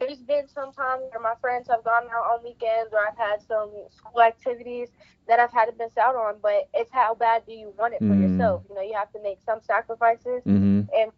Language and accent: English; Fredericksburg, Virginia, United States; Fredericksburg, it's my hometown